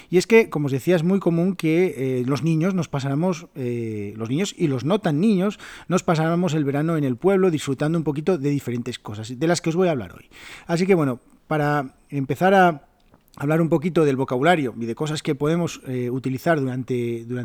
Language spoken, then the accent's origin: Spanish; Oviedo, Asturias, Spain; also born or lived in Salas; mi pueblo se llama Salas, eh, Salas que está en la zona eh, occidental de Asturias, está como a una hora de mi ciudad, de Oviedo.